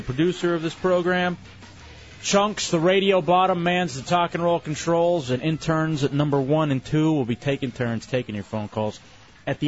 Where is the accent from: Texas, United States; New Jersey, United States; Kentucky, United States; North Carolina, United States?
Texas, United States; moved away; I'm from Texas